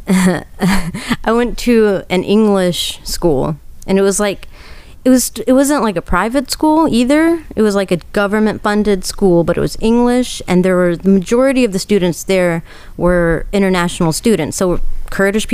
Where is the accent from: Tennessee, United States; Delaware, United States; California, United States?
Tennessee, United States; Nashville; I was born here. I was born here in Nashville.